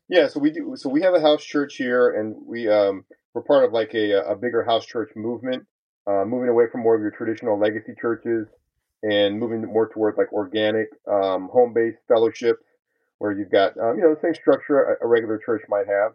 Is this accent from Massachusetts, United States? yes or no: no; California, United States; moved away as an adult; also born or lived in El Paso, Texas / South Texas; as a young boy growing up in California all those years ago